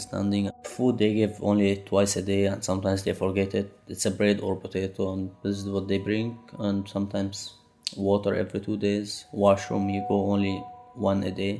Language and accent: English; Syria; moved away as an adult; now in Dresden, Germany; We came out from Syria to have a safe place to stay